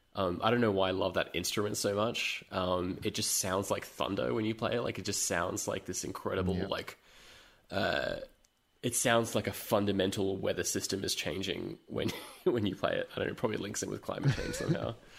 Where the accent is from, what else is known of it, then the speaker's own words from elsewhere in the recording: London, United Kingdom; moved away; I was born in London